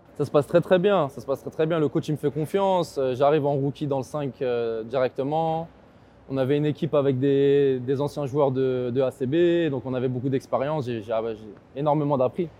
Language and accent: French; Argenteuil, Île-de-France, France; je viens d'Argenteuil